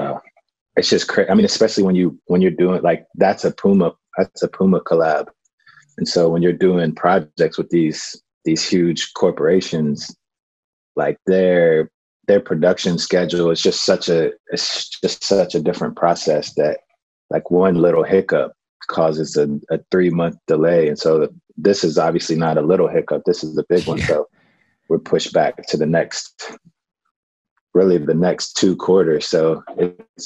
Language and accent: English; Madisonville, Kentucky, United States; also born or lived in Northern Virginia; now in Los Angeles, United States; from Madisonville, Kentucky. I live in Los Angeles and also in Northern Virginia